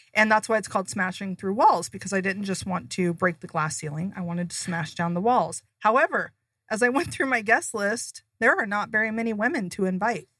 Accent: Seattle, Washington, United States; moved away as an adult; now in Arizona, United States; I'm originally from Seattle. I grew up there, had my kids there

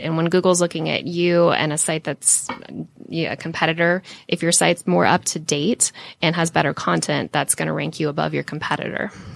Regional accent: Jonesboro, Georgia, United States; I grew up and lived in Jonesboro

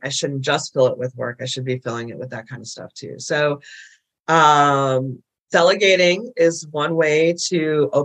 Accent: Midwest, United States; now in Nashville, United States; I grew up in the Midwest, big Catholic family.

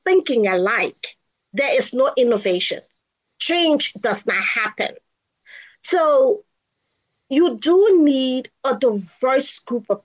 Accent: Liberia; moved away as an adult; also born or lived in Kansas, United States; now in United States; I'm originally from Liberia, West Africa. So I am an immigrant who came to go to the University of Kansas.

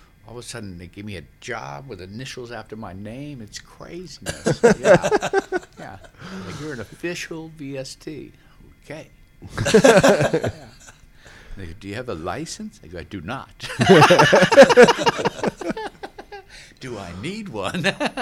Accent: New Orleans, Louisiana, United States; growing up in New Orleans

